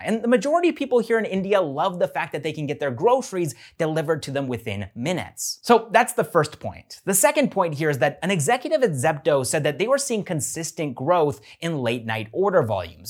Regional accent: Canada; I'm a Canadian

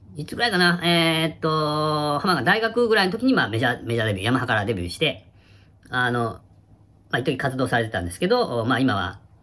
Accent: Kitakyushu, Fukuoka, Japan; 北九州出身なんですよ

